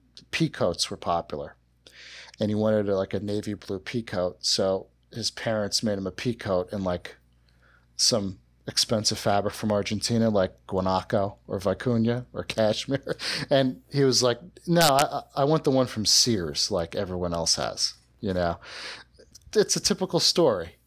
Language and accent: English; South Shore of Long Island, New York, United States; I grew up in, in the South Shore of Long Island